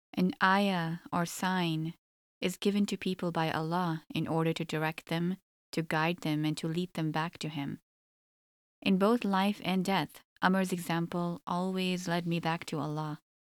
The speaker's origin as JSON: {"language": "English", "town": "Toronto", "region": "Ontario", "country": "Canada", "tie": "born or raised there", "also_born_or_lived": "Egypt", "said": "I was born and raised in Canada"}